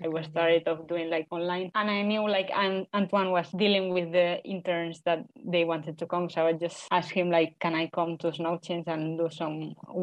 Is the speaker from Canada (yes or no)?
no; Tarragona, Catalonia, Spain; accent: Spanish; English is a second language; moved away as an adult; also born or lived in Barcelona, Spain; now in Finland; I'm from Tarragona, a town in Spain.